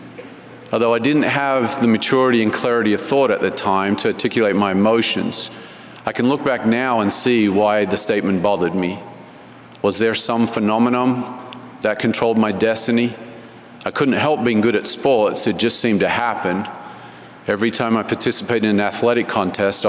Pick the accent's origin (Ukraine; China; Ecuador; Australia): Australia; Canberra, Australian Capital Territory; I was born and raised in Canberra, Australia